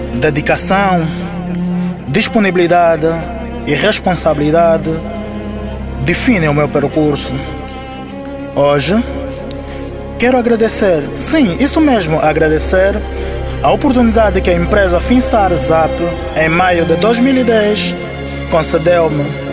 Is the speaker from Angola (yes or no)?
yes; Luanda, Luanda Province, Angola; Nasci no Clambequiache, em Luanda, Angola